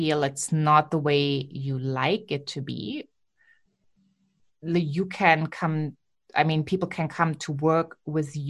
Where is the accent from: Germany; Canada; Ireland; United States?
Germany; accent: German; English is a second language; my German accent